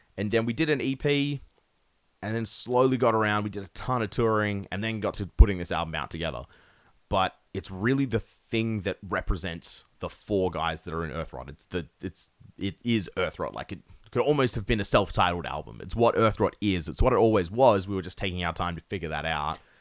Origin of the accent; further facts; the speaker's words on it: Perth, Western Australia, Australia; we're from Perth. We are from nowhere in Australia.